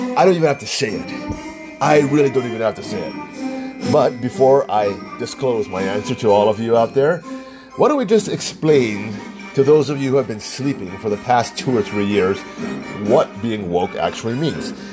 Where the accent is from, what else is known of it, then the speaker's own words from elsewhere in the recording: United States; I'm Asian American, I'm Chinese